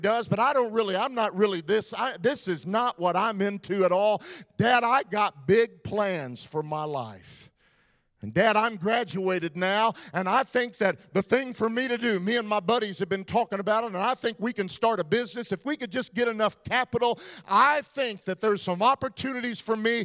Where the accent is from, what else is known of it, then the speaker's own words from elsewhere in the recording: Texas, United States; I'm from Texas